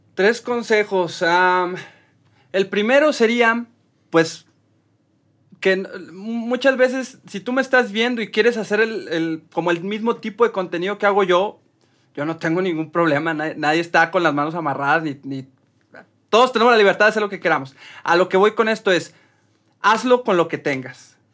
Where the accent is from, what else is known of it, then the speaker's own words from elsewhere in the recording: Mexico; como cualquier mexicano